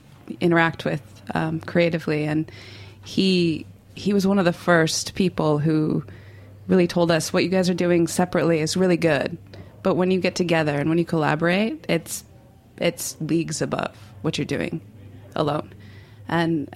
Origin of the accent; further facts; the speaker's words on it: Minnesota, United States; moved away; also born or lived in Pasadena / Los Angeles; There wasn't much. There wasn't much. My high school had a black and white lab